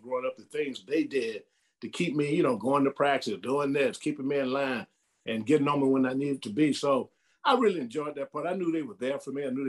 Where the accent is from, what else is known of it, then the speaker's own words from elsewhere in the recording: Macon, Georgia, United States; moved away as an adult; now in Phoenix, United States; I'm from Macon, Georgia.